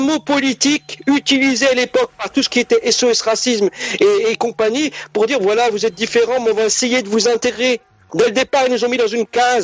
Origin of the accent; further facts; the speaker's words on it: France; je suis né en France, j'ai grandi en France, j'ai travaillé en France, je travaille en France, je fais ma vie en France